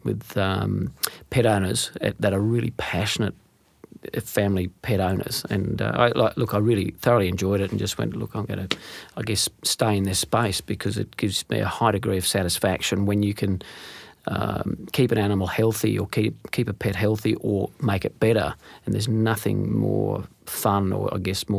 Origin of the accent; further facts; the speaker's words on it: Western Queensland, Australia; growing up in Western Queensland in a small business household